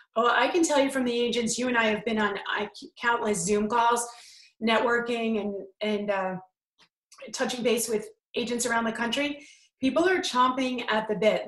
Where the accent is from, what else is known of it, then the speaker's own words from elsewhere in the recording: New York, United States; I'm from New York